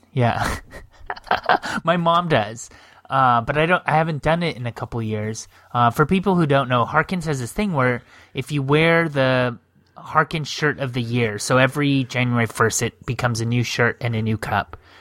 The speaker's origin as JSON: {"language": "English", "country": "United States", "tie": "born or raised there", "said": "I'm an atheist, but I grew up in America"}